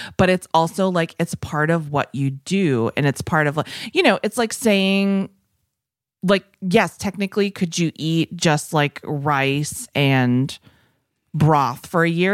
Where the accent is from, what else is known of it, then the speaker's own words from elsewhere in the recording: New England, United States; moved away; I come from New England, the land of, you might not know this, but my parents were, like, flea market people